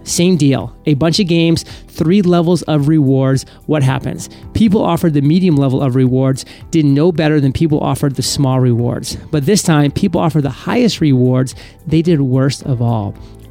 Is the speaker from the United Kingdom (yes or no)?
no; Washington, District of Columbia, United States; I'm an American. I don't believe in philosophy. This is a fact, or as we say in my hometown of Washington, D.C., a true fact.